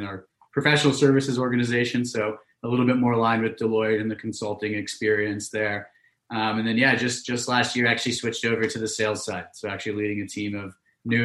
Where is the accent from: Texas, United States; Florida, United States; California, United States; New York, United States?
California, United States; Pleasanton; also born or lived in London; I'm originally from Pleasanton, California. So that's out in the East Bay, Northern California